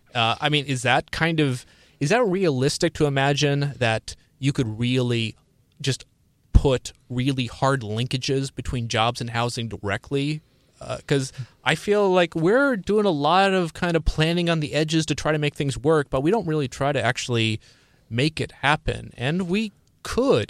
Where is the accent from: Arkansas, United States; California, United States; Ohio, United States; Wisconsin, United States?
Ohio, United States; Cleveland; I'm from the Cleveland area